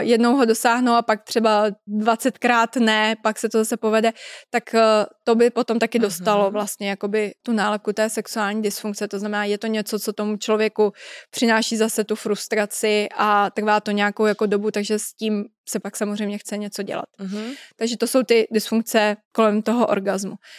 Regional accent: Czechia; u nás v Čechách

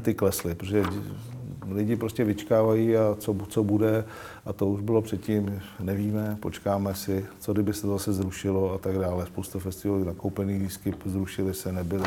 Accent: Czechia; jsme jak Češi

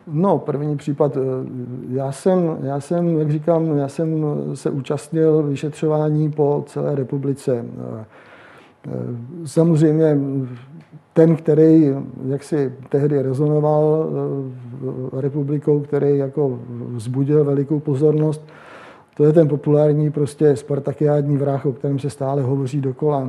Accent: Jihlava, Vysočina Region, Czechia; also born or lived in Prague; Já jsem původem z Jihlavy

